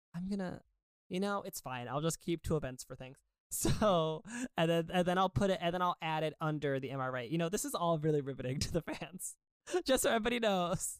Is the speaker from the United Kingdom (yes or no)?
no; suburban Connecticut, United States; growing up in suburban Connecticut.